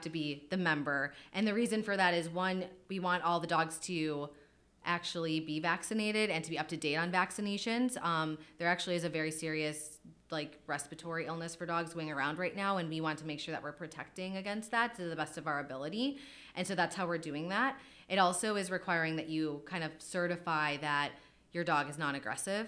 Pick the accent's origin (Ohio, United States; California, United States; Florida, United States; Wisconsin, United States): Wisconsin, United States; now in Philadelphia, United States; I'm from Wisconsin originally.